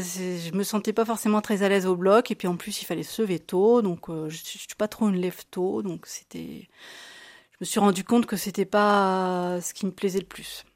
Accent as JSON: {"language": "French", "town": "Blois", "region": "Centre-Val de Loire", "country": "France", "tie": "born or raised there", "also_born_or_lived": "Tours", "said": "je suis née à Blois, donc en 1971. J'ai fait mes études à Sainte-Marie-de-Blois, quasiment euh, de la maternelle à la terminale"}